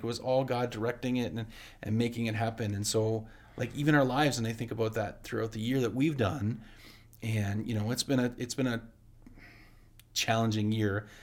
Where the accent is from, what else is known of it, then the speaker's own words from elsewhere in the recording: Canada; I love being from Canada